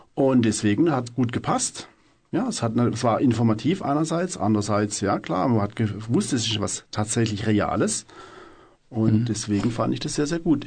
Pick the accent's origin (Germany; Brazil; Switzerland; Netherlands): Germany; Freiburg, Baden-Württemberg; Ich bin aus Freiburg